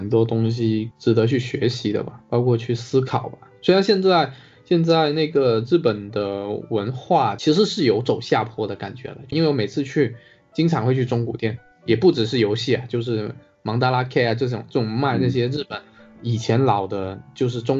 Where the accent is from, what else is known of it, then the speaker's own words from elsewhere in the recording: China; 其实中国有中国自己的文化吧，就是我们也有自己的一个习俗。